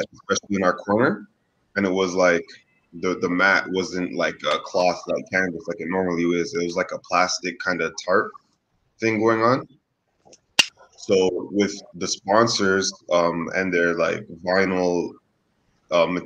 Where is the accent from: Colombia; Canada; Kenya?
Canada; now in Los Angeles, United States; as a Canadian